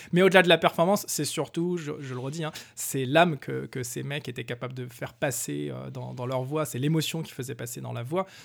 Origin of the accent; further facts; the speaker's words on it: France; je suis un Français.